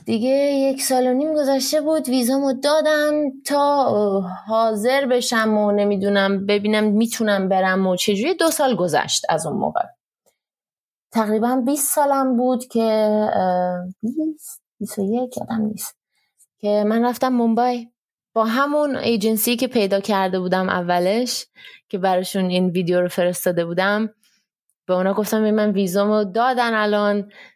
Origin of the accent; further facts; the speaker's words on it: Iran; also born or lived in Germany; now in India; همه تو هند میدونن من ایرانیم و من خیلی برام مهمه که همه بدونن من ایرانیم